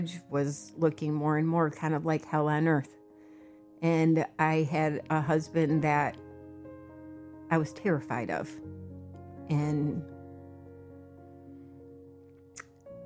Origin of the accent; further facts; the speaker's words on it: Hudsonville, Michigan, United States; I grew up in Hudsonville, Michigan, the oldest of four children